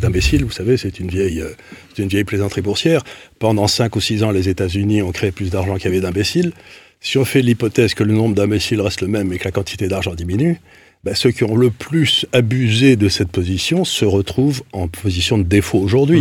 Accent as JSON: {"language": "French", "country": "Syria", "tie": "born or raised there", "moved": "yes", "said": "je suis né en Syrie"}